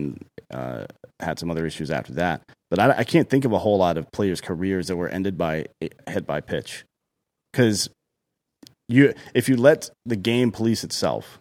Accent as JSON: {"language": "English", "region": "the South", "country": "United States", "said": "I'm from the South"}